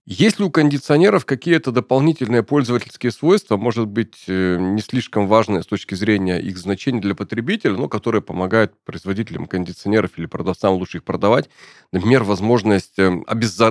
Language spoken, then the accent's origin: Russian; Urals, Russia; я родился и вырос на Урале